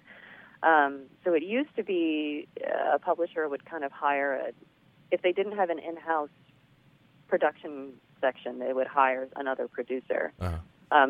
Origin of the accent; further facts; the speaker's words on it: Los Angeles, California, United States; I grew up in the San Gabriel Valley of Los Angeles, which is super, super Asian.